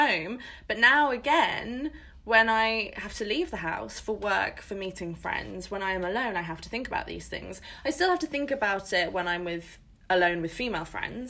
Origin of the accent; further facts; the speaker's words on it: England, United Kingdom; we are English